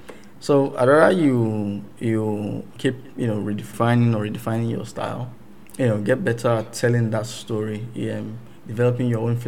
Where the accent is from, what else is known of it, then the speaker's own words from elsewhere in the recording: England, United Kingdom; born there; I was born in England.